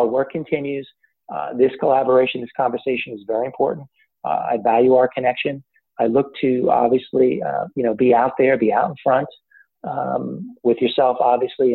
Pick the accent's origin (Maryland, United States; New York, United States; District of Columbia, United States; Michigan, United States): New York, United States; North Shore of Long Island; now in Raleigh, United States; I'm originally from the North Shore of Long Island